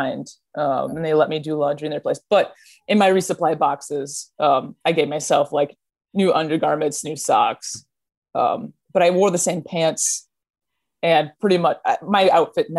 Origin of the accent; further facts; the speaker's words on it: Minneapolis, Minnesota, United States; I grew up in Minnesota.